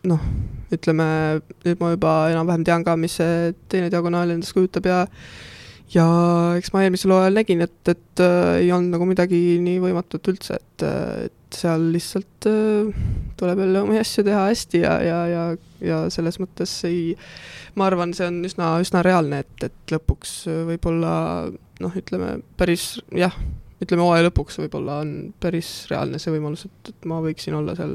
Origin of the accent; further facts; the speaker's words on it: Kohila, Rapla County, Estonia; ma olen Kohilast pärit, aga ma ei ela Kohilas